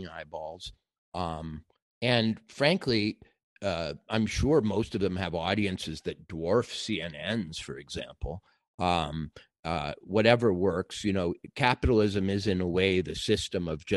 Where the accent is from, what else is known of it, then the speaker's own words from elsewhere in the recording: Minnesota, United States; my home state of Minnesota